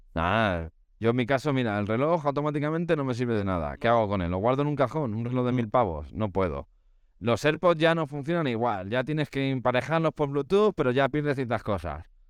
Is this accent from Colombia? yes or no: no; Spain; para un europeo como nosotros, español en este caso